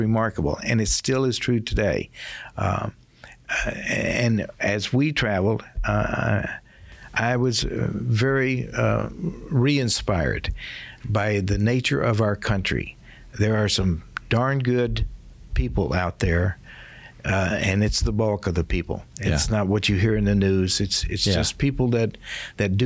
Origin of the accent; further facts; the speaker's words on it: Los Angeles, California, United States; I'm from Los Angeles